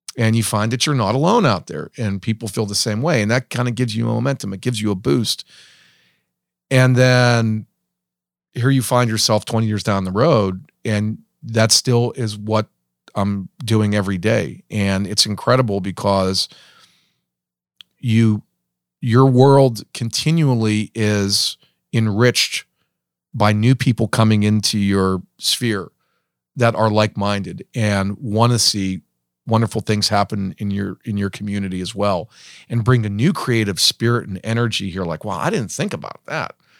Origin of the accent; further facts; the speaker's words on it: hometown near Pittsburgh, Pennsylvania, United States; growing up and hearing all these wonderful stories about how great my hometown was in its heyday, um, and then coming back after college